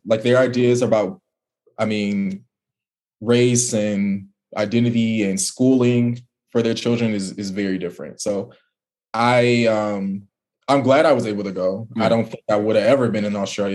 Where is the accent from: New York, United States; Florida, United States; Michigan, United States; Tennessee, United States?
Michigan, United States; Detroit; moved away as an adult; also born or lived in Indiana; now in New Orleans, United States; I'm from Detroit